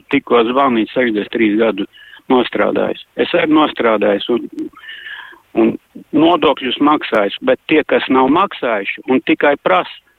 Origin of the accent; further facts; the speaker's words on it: Riga, Latvia; es pats esmu no Juglas